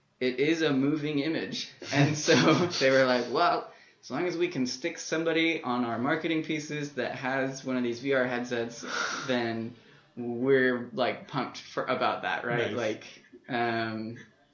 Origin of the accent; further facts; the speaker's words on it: Las Vegas, Nevada, United States; as a kid, I was growing up in Las Vegas